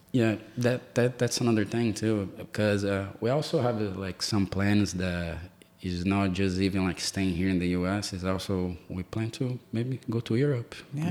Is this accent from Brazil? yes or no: yes; Brazil; English is a second language; now in United States; the way that I grew up in Brazil